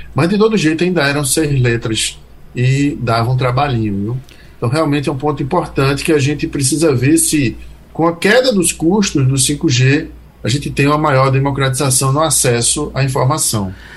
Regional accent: Northeast Region, Brazil; a gente aqui do Nordeste né, tem essa, essa, essa gíria de rapaz

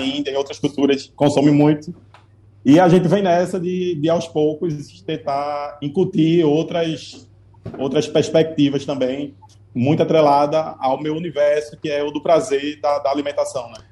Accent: Recife, Pernambuco, Brazil; pernambucano, enquanto recifense

